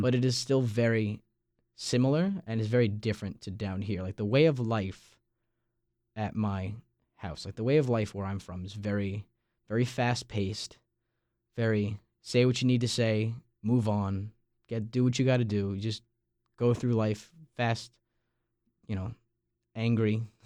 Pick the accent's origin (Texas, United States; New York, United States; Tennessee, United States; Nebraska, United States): New York, United States; Massapequa Park; moved away as an adult; now in Raleigh, United States; my hometown, Massapequa Park